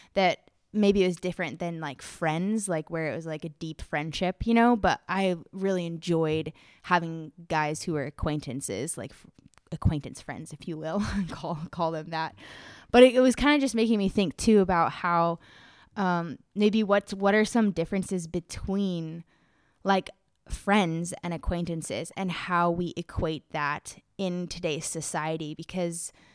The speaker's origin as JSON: {"language": "English", "country": "United States", "moved": "as an adult", "lives_now": "Czech Republic", "said": "so I'm an American"}